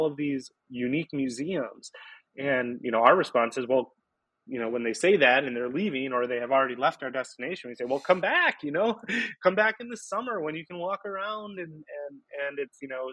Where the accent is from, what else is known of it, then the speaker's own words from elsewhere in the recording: Green Bay, Wisconsin, United States; also born or lived in Ashwaubenon / De Pere; I grew up in Green Bay